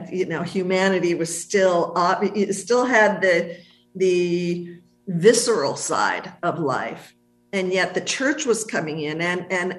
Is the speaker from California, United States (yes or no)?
yes; Los Angeles, California, United States; moved away as an adult; I was born and raised in the United States until I left